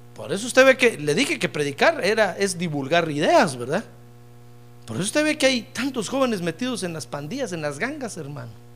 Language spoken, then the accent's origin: Spanish; Guatemala; Yo soy de Guatemala